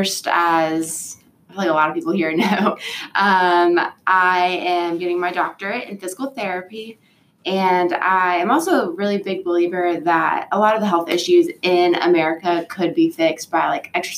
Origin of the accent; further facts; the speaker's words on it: Fayetteville, North Carolina, United States; moved away; I'm originally from Fayetteville, which is right where Fort Bragg is.